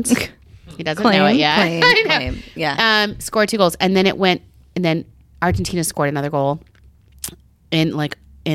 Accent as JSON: {"language": "English", "region": "New York", "country": "United States", "said": "as a New Yorker"}